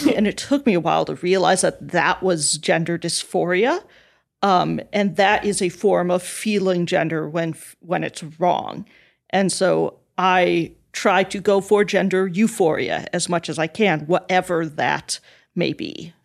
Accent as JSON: {"language": "English", "region": "South Dakota", "country": "United States", "tie": "born or raised there", "said": "I was raised evangelical Christian in the Midwest, in South Dakota"}